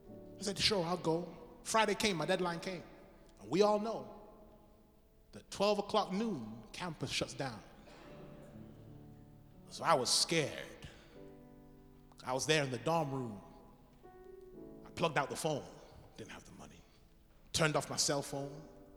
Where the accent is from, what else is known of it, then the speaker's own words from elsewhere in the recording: England, United Kingdom; now in United States; Now, I'm from England. Pastor McCarthy's from England.